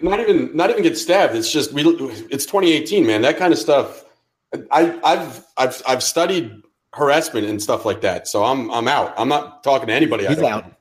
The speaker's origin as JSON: {"language": "English", "town": "New York City", "region": "New York", "country": "United States", "tie": "born or raised there", "also_born_or_lived": "Savannah, Georgia", "moved": "yes", "said": "someone who grew up in and around New York City and then had to live in Savannah, Georgia for six years of his life"}